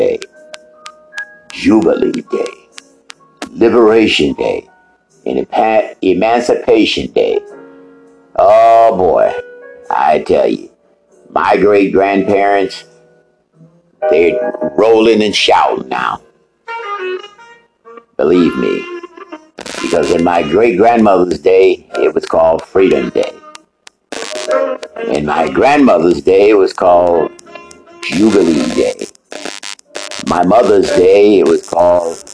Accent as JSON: {"language": "English", "country": "United States", "said": "because I am American"}